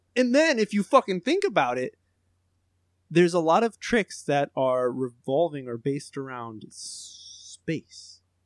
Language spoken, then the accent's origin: English; United States; I'm the American